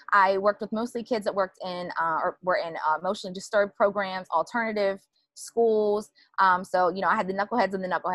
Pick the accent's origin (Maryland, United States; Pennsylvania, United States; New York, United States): Maryland, United States; Annapolis, Baltimore area; also born or lived in Eastern Shore, Maryland; I grew up around the Annapolis, Baltimore area in Maryland. And now I live all the way on the other side of Maryland by the ocean, by the beach